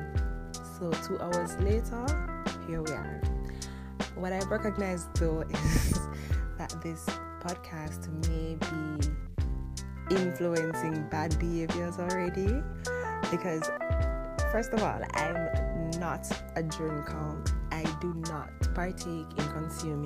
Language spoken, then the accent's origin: English; Jamaica; first language Jamaican Patois; English is a second language; I am very, very, very, very Jamaican. And if you know me, like pretty much anyone who does know me, you know that I speak Jamaican exclusively all day